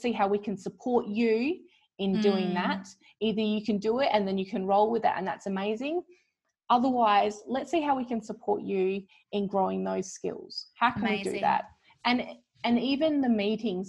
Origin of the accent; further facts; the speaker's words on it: Wongatha country, Western Australia, Australia; now in Perth, Australia; I was born on Wongatha country